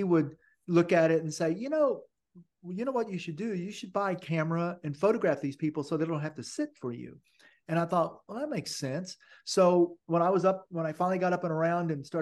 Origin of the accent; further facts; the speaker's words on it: Longview, Texas, United States; I'm from Longview